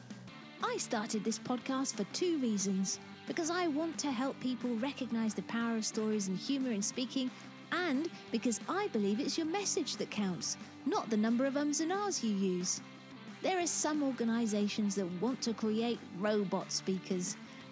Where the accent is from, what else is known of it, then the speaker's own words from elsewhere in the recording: England, United Kingdom; as an English woman who's barely mastered the basic niceties of a second language